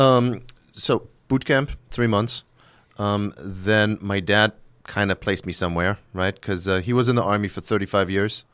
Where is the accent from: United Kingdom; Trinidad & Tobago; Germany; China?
Germany; English is a second language; moved away as an adult; now in United States; I'm from Germany originally